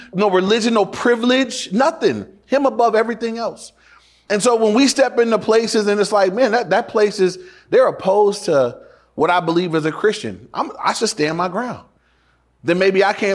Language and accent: English; Inglewood, California, United States; When I went to my dad's house for the weekend, that was in Inglewood too, but it was in the red part of Inglewood